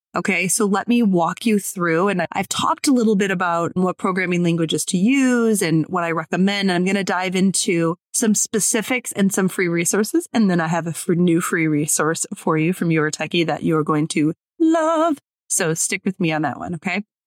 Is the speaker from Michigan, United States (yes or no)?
yes; Detroit, Michigan, United States; I'm from Detroit